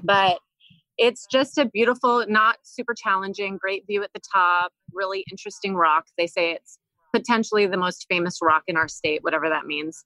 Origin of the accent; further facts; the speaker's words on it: Northern Virginia, United States; moved away as an adult; now in Maine, United States; I grew up in Northern Virginia